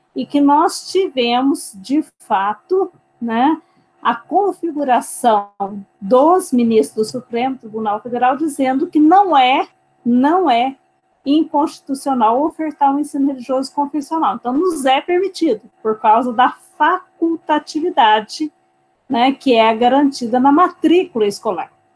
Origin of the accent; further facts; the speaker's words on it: Brazil; also born or lived in Minas Gerais; como brasileiros